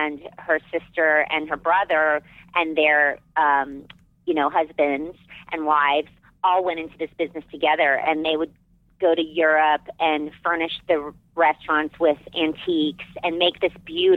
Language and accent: English; Arizona, United States; moved away as an adult; I loved growing up in Arizona